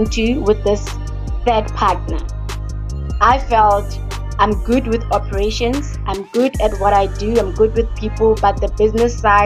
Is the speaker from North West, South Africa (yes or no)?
yes; Rustenburg, North West, South Africa; also born or lived in Hebron, Pretoria; I am from Hebron. It's a location in Pretoria. I grew up in Rustenburg